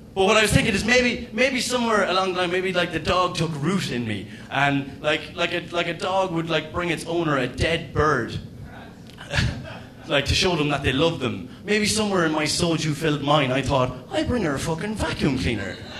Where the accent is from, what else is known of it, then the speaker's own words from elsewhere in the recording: Ireland; as an Irishman